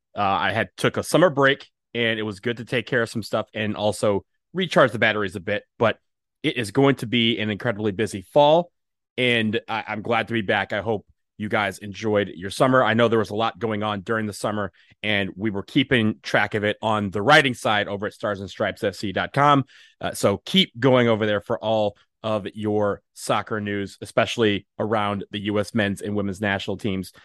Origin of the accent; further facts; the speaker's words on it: Washington, District of Columbia, United States; my hometown, D C.